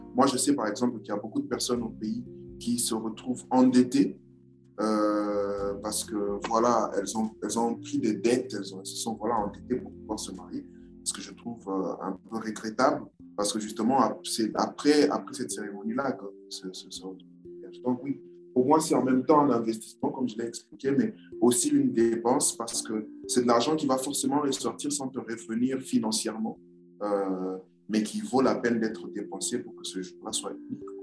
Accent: Kinshasa, DR Congo; now in Brazzaville, Republic of the Congo; je, vis à Brazzaville, je suis de Kinshasa

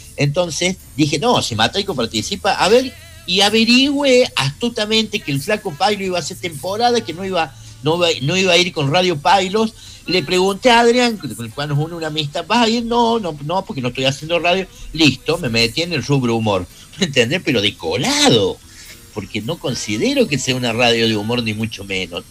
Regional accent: Córdoba, Argentina; los cordobeses tenemos un poquito más de humor

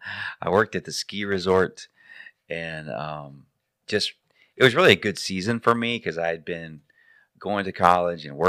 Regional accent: Central Texas, United States; I grew up here in Central Texas

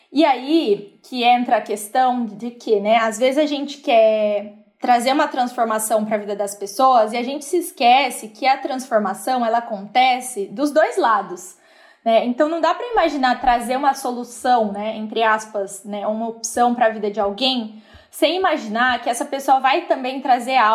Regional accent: Brazil; eu vim do Brasil.

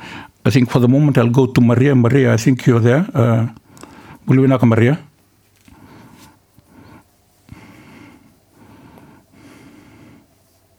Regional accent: Fiji; also born or lived in Delasui; I was raised in Nabunsole, so even though I'm from Delasui, I was raised in Nabunsole

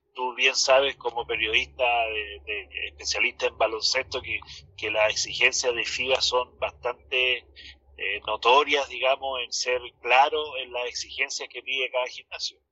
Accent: Chile

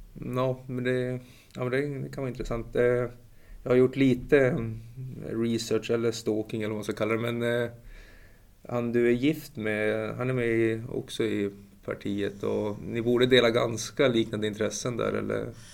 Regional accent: Umeå, Västerbotten County, Sweden; jag är ju från Umeå, det är en rätt trevlig stad faktiskt.

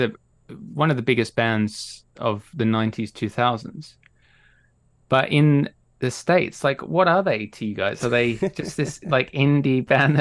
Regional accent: Australia; now in United Kingdom; As people might be able to hear, I'm Australian. Even though I live in the UK, I'm Australian.

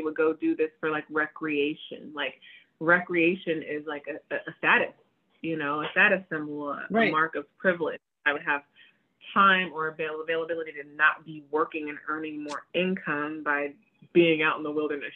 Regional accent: United States; I was born here. So I'm American

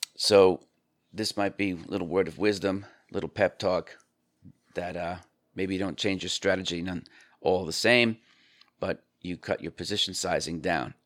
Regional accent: New York, United States; I'm from New York

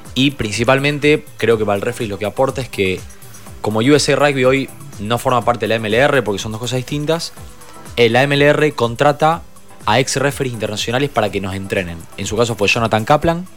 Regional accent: Rosario, Santa Fe, Argentina; siendo rosarino

